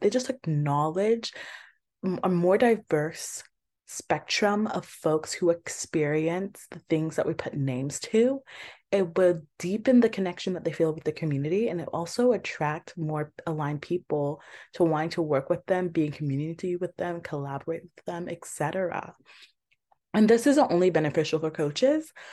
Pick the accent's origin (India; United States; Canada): United States; Georgia; I'm from Georgia as well